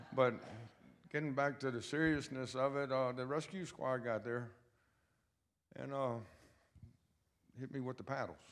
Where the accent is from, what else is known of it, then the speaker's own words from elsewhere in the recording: Lynchburg, Virginia, United States; I was born and raised in Lynchburg, Virginia